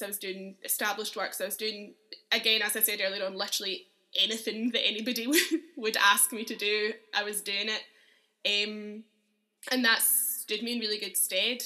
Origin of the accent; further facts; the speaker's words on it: Uddingston, Scotland, United Kingdom; also born or lived in Edinburgh; I grew up in Uddingston, which is a little town near Glasgow